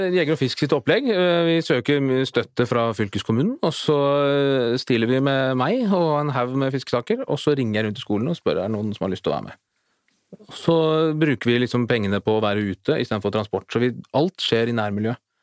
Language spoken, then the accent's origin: Norwegian; Asker, Akershus, Norway; vi er fra Asker opprinnelig, og vokste opp med en sånn liten eh, elv i hagen.